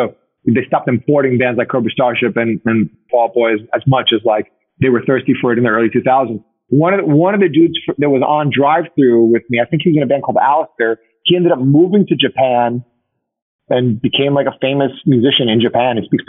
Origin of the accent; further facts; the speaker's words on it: Uruguay; I think like a moment for me was like being in Buenos Aires, because I'm from Uruguay.